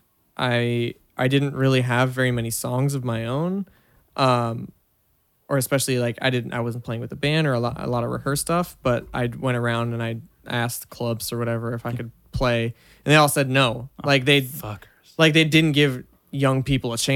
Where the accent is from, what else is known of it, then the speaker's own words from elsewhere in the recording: Washington, United States; moved away; I grew up in the Pacific Northwest in the early 2000s